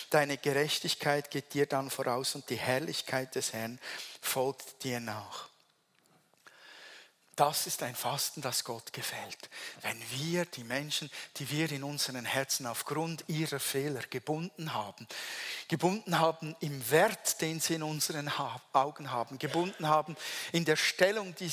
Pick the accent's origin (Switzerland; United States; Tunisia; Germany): Switzerland; accent: Swiss German; German is a second language; ich spreche weiter Hochdeutsch, wäre einfacher Schweizerdeutsch.